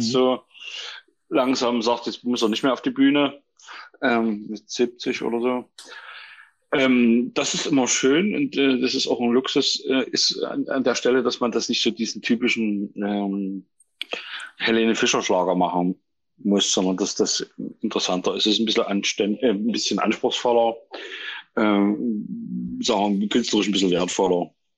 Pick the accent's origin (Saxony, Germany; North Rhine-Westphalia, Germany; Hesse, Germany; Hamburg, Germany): Saxony, Germany; Lunzenau; moved away as an adult; also born or lived in Burgstädt; now in Dresden, Germany; ich bin äh, äh, in Burgstadt geboren, das ist äh, von Chemnitz Richtung Leipzig. Ja. Ähm, bin da aufgewachsen in Lunzenau in Rochlitz, äh, an der Zwickauer Mulde quasi